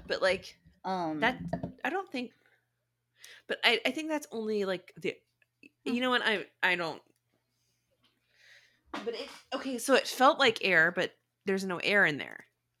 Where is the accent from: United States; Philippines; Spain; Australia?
Spain; moved away as an adult; I come from Spain.